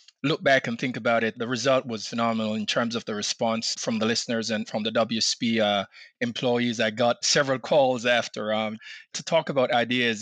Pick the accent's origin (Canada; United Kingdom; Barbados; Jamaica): Jamaica; now in Maryland, United States; I'm from Jamaica originally.